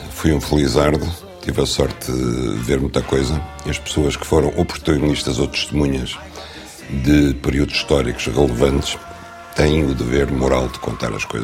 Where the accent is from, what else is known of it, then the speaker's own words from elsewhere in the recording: Norte, Portugal; also born or lived in Lisbon; now in Algarve, Portugal; Eh, e eu, que de facto nasci a norte, fui criado entre o Marão e o Douro. Cresci em Lisboa. Tive raízes sempre no Alentejo, autoconstruídas. E agora vivo no Algarve